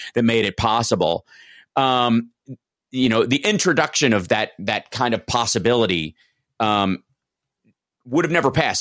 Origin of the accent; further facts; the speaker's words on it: Kentucky, United States; I'm from Kentucky